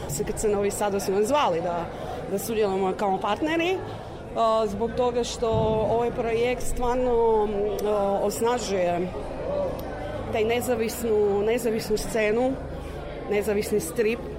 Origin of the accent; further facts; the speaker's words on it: Croatia; mi isto iz Hrvatske smo poslali mlade cure koje su studentice